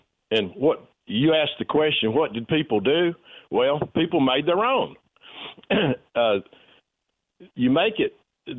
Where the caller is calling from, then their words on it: Florence, United States; This is … from Florence.